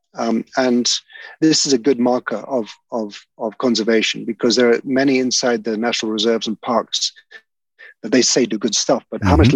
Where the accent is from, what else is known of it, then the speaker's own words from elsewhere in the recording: the Mara, Narok County, Kenya; I used to growing up in the Mara